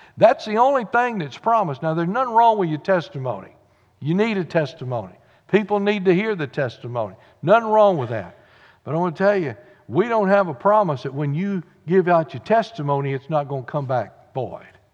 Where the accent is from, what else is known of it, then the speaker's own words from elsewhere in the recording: Corrigan, Texas, United States; thank God I was born in Texas